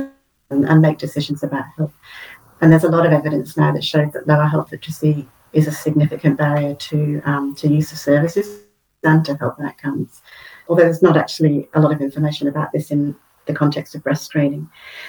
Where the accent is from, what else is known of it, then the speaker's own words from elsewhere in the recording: United Kingdom; now in Australia; Originally from the UK. I've been over here for quite a few years now, but I do tend to go back quite a lot, so that's maybe why I've still got the accent.